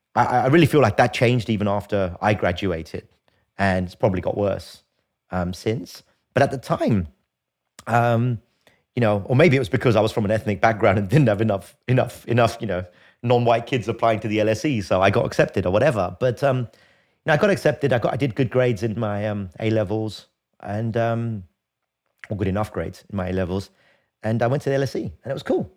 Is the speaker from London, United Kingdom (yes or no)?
yes; London, United Kingdom; I grew up in London. Um, in a, in a place called Archway, North London